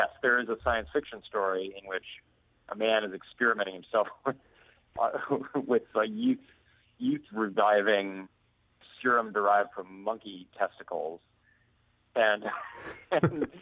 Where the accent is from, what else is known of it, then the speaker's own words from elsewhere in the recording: Montana, United States; now in Portland, United States; I grew up in Montana